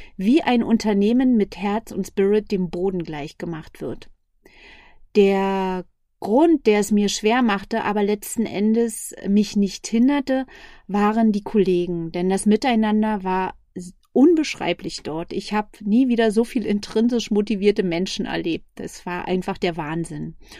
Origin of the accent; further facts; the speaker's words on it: Berlin, Germany; Ich komme aus Berlin, bin 47 Jahre jung